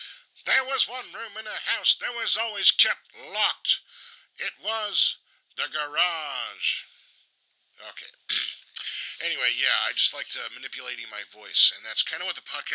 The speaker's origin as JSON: {"language": "English", "town": "Albany", "region": "Oregon", "country": "United States", "tie": "born or raised there", "said": "I record this in my hometown of Albany, Oregon."}